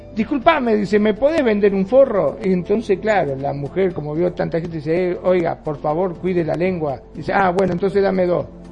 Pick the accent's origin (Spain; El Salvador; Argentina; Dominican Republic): Argentina; en mi país, en Argentina